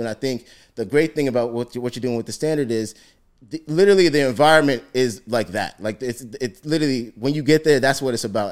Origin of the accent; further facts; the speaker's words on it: Ghana; I'm Ghanaian